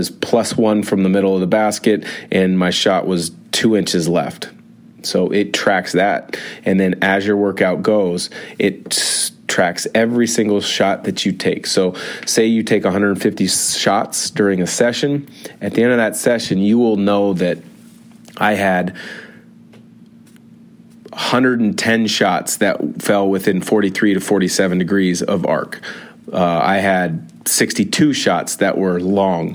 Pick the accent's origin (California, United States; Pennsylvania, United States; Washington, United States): Washington, United States; Spokane; Spokane, my hometown